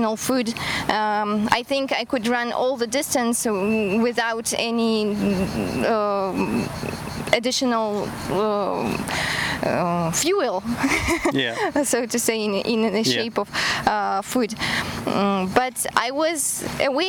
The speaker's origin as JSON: {"language": "English", "country": "Kazakhstan", "also_born_or_lived": "Germany", "second_language": "English", "moved": "as an adult", "lives_now": "Cyprus", "said": "I'm from Kazakhstan, and I moved to Cyprus 3 years ago because my husband was invited to work here"}